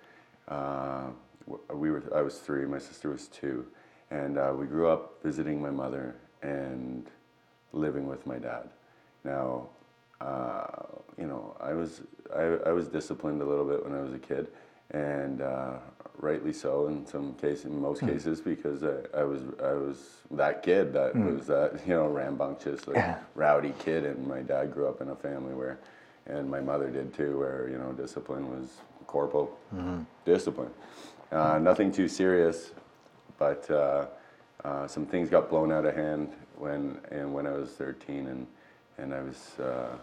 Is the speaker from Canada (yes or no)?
yes; Mississauga, Ontario, Canada; also born or lived in Toronto; I was born in Ontario, Mississauga. Grew up in Mississauga in Toronto